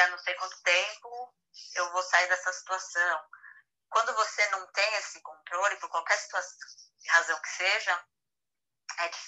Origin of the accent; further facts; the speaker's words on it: São Paulo, Brazil; moved away; porque eu sou de São Paulo.